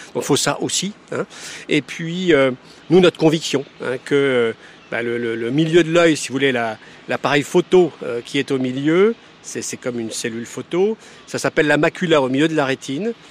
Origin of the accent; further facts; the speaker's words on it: Quimper, Brittany, France; je suis né à Quimper. J'ai vécu tout le temps au bord de l'eau.